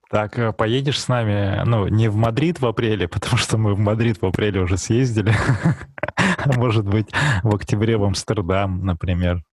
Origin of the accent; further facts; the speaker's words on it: Barnaul, Altai Krai, Russia; я же сам из Барнаула